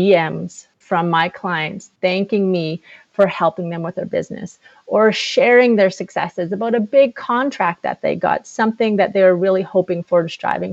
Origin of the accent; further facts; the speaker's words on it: Flin Flon, Manitoba, Canada; moved away as an adult; also born or lived in Winnipeg; I was born and raised in Flin Flon, Manitoba